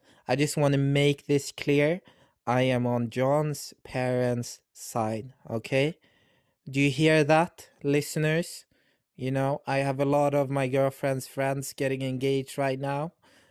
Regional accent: England, United Kingdom; Yeah, it's because I'm British. I'm from England, the glorious land of the Queen.

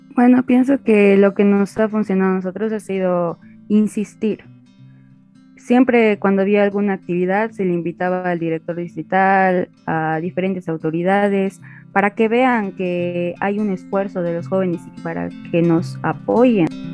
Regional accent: Aiquile, Cochabamba, Bolivia; soy del municipio de Iquile de Cochabamba

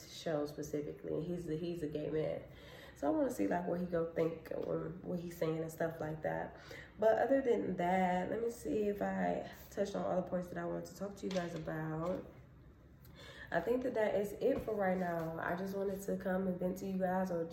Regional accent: Cleveland, Ohio, United States; I'm from Cleveland

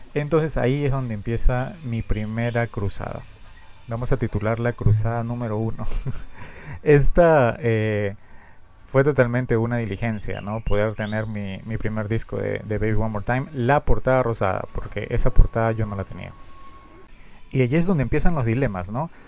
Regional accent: Peru; Yo soy de Perú

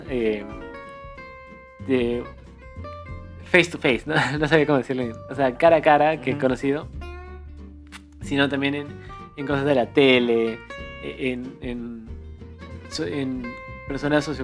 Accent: Cusco, Peru; now in Lima, Peru; que somos de Cusco y decimos orgullosos que somos de Cusco

